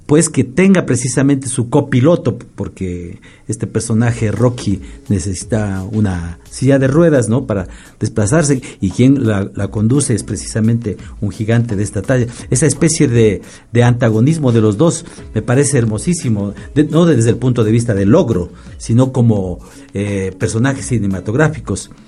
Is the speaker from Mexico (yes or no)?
no; Ibarra, Imbabura, Ecuador; now in Quito, Ecuador; yo provengo de Ibarra